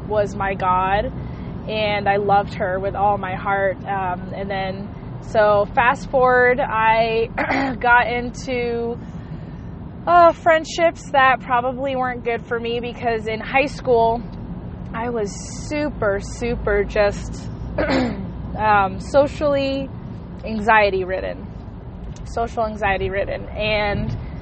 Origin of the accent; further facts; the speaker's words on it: Hawaii, United States; I was born and raised in Hawaii